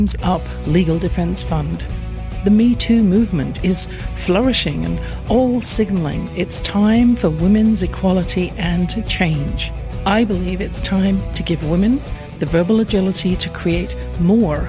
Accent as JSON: {"language": "English", "region": "England", "country": "United Kingdom", "tie": "born or raised there"}